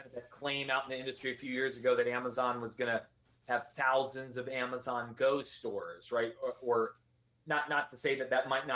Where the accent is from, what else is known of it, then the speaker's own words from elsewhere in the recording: Virginia, United States; I'm from Virginia